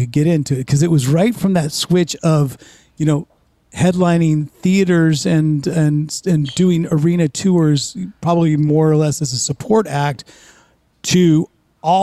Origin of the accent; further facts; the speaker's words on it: the Bay Area, California, United States; moved away; also born or lived in Los Angeles / New York; growing up in the Bay Area